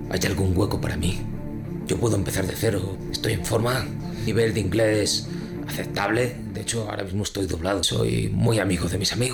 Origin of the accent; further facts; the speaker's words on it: Vallecas, Community of Madrid, Spain; yo soy de Vallecas de toda la vida, pero luego me he enterado de que eso lo has dicho también en Villaverde, en Usera, en San Blas